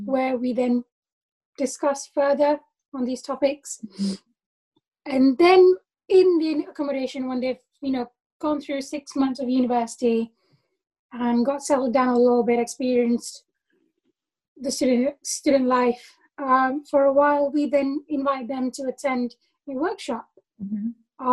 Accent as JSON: {"language": "English", "country": "Malaysia", "moved": "as an adult", "lives_now": "United Kingdom", "said": "They saw me as a Malaysian. I saw myself as a Malaysian."}